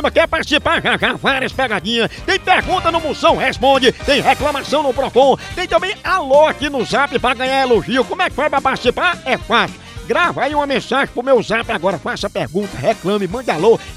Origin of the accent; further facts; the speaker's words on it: Porto, Porto District, Portugal; Eu sou português, vivo em Portugal, sou português de Portugal, do Porto.